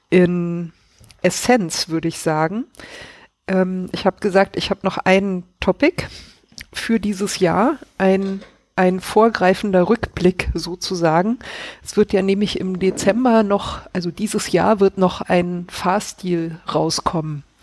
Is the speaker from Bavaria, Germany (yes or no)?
no; Baden-Württemberg, Germany; Ich komme ja aus Schwaben, das ist wirklich schlimm.